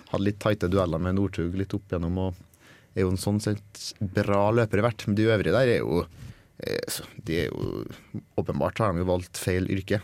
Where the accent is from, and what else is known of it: Norway